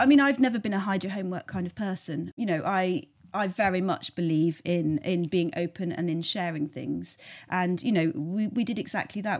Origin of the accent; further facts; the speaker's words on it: Cornwall, South West England, United Kingdom; also born or lived in Cardiff / London; now in South Somerset, United Kingdom; we're both from Cornwall originally